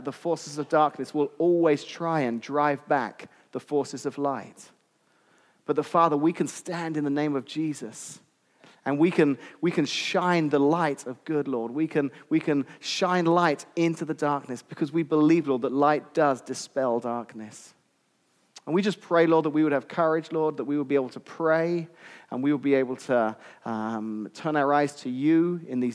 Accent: England, United Kingdom; moved away as an adult; now in Washington, United States; I'm actually from England originally.

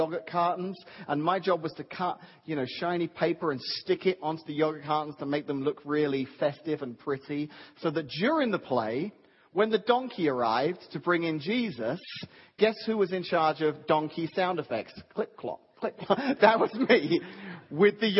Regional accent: England, United Kingdom; moved away; when I was a little guy growing up in England, in my grade school, in our primary school as we called them

